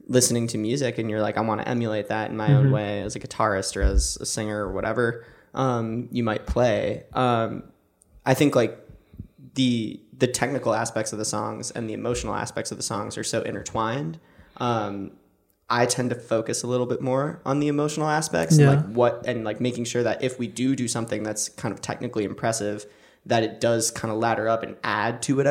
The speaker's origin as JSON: {"language": "English", "town": "Chicago", "region": "Illinois", "country": "United States", "also_born_or_lived": "Northbrook, Illinois", "moved": "yes", "lives_now": "Minneapolis, United States", "said": "I'm from Chicago"}